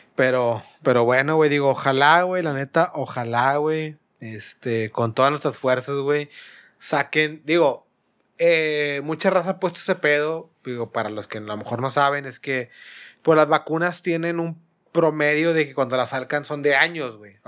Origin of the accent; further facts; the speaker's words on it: Monterrey, Nuevo León, Mexico; yo siendo regio, digo, siendo regio nosotros